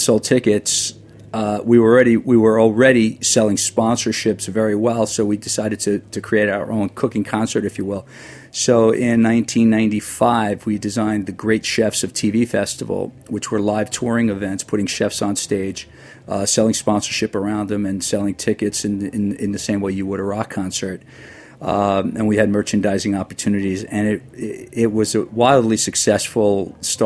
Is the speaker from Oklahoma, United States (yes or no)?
no; Long Island, New York, United States; moved away as an adult; also born or lived in Manhattan, New York; now in New Jersey, United States; I grew up on Long Island, lived in Manhattan for about 15 years, then, you know, moved to Jersey